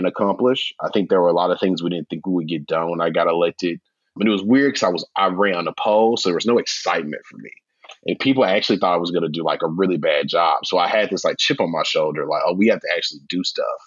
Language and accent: English; Memphis, Tennessee, United States; moved away as an adult; also born or lived in Washington, D.C. / Nashville; I am originally from Memphis, Tennessee.